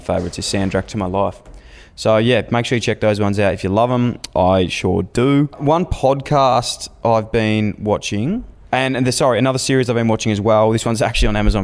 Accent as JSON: {"language": "English", "country": "Australia", "tie": "born or raised there", "said": "Growing up in Australia"}